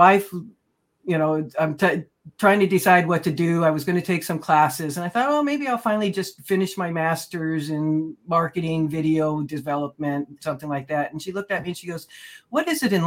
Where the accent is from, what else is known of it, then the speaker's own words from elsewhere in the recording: Oklahoma, United States; moved away as an adult; now in California, United States; I was born in Oklahoma, escaped to California for a career